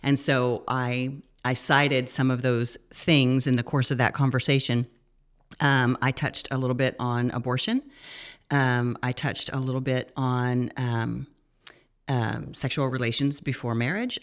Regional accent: United States; we as an American culture

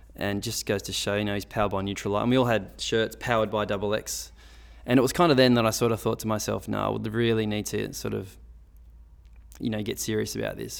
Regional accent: Sydney, New South Wales, Australia; it's my hometown

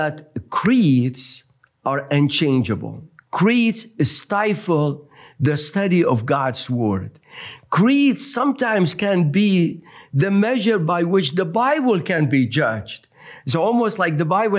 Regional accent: Mosul, Nineveh, Iraq; now in Berrien Springs, United States; I originally come from Nineveh, so I have the distinct honor of saying I am the product of Jonah. Jonah came to my hometown 2,700 years ago

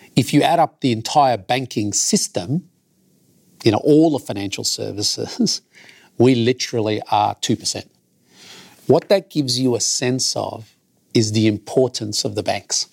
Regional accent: Melbourne, Victoria, Australia; I grew up in Carlton, the great multicultural melting pot in Australia, in my view. It was absolutely wonderful to grow up here in Melbourne.

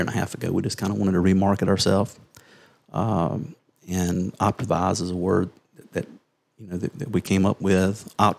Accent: Westminster, South Carolina, United States; I grew up in Westminster, which is the big city up the road, right?

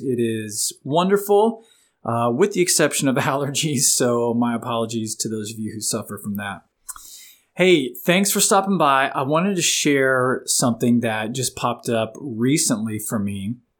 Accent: Florida, United States; moved away; I grew up in the Sunshine State, Florida, but I've been up here in Virginia for the last 20 years.

